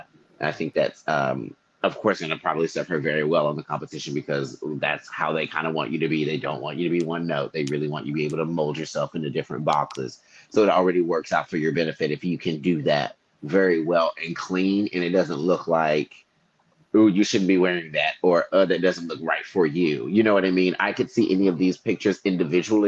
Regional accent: Memphis, Tennessee, United States; I'm from Memphis

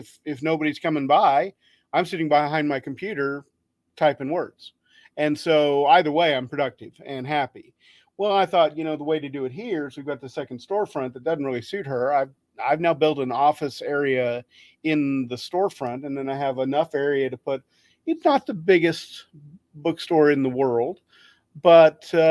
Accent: Wichita, Kansas, United States; Wichita, which is my hometown

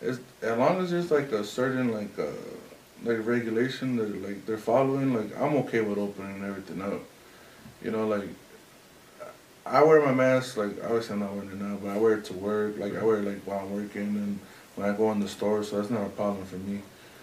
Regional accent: Durango, Mexico; Nah. We're from up north Mexico. We're from Durango.

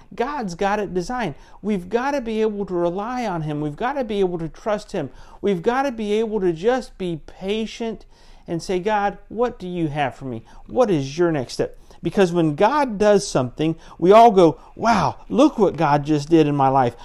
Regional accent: Central Florida, United States; also born or lived in Pensacola, Florida; I grew up in Central Florida

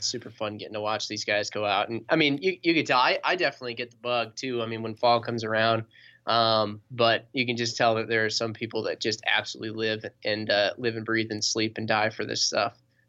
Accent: Middleton, Wisconsin, United States; But I started back when we were in Middleton. I'm from Middleton myself.

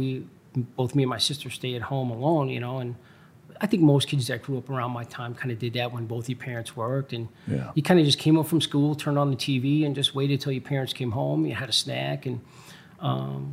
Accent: New York City, New York, United States; moved away as an adult; also born or lived in Long Island, New York; now in Chicago, United States; I was born and raised in Brooklyn, New York

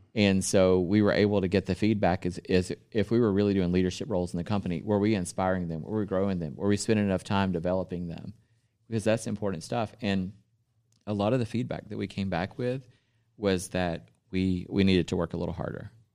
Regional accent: the South, United States; I'm from the South

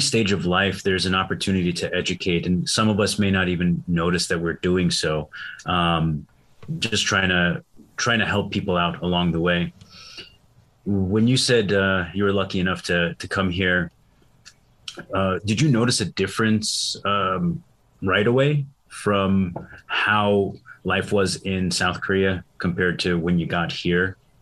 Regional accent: Syria; I was born in Syria.

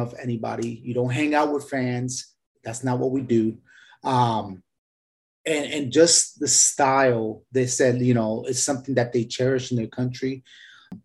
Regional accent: Puerto Rico; I'm from Puerto Rico.

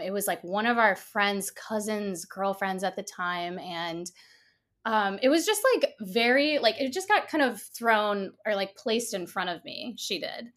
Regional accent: Michigan, United States; moved away as an adult; now in Los Angeles, United States; I grew up in Michigan

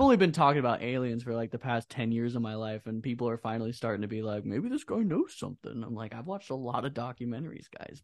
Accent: Iowa, United States; we're from Iowa

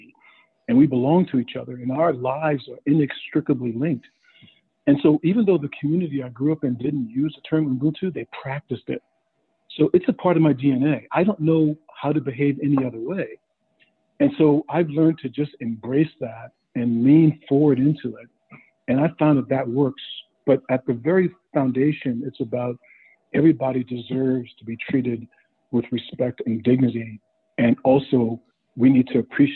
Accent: Johns Island, South Carolina, United States; I grew up on Johns Island, South Carolina

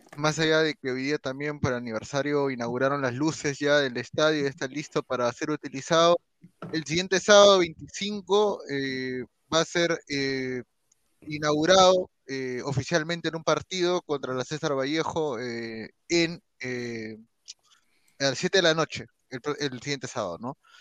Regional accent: Peru; hablando como peruano, a pesar que estoy con la camiseta de Alianza, también soy peruano antes que aliancista

